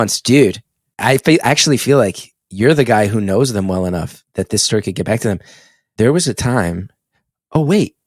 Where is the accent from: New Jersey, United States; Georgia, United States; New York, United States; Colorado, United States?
New Jersey, United States; West Orange; I'm 14 from West Orange